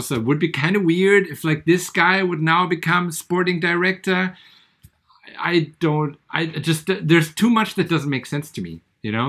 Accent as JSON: {"language": "English", "town": "Bad Vilbel", "region": "Hesse", "country": "Germany", "tie": "born or raised there", "said": "my hometown and the water"}